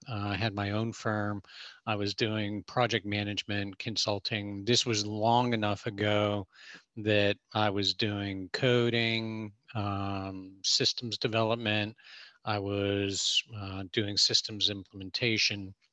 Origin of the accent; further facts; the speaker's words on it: Pittsburgh, Pennsylvania, United States; Well, I was born in Pittsburgh in the 60s.